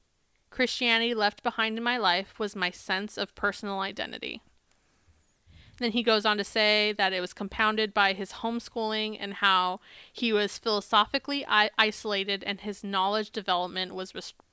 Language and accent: English; United States; Or being American, we have this like framework in our head of like, we're so much better than these other places.